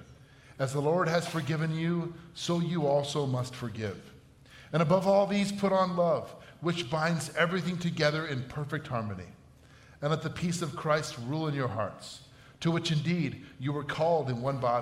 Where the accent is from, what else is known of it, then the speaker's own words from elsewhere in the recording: Batavia, Illinois, United States; volunteering as a high school football coach in my hometown, Batavia